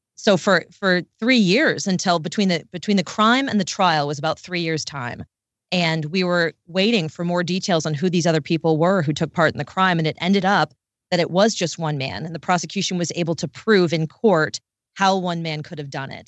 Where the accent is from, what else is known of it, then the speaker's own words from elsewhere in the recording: D.C., Maryland, United States; I'm from right outside Washington, D C, in Maryland.